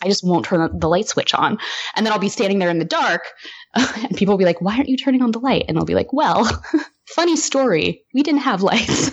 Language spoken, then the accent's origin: English; Humboldt County, Northern California, United States; born or raised there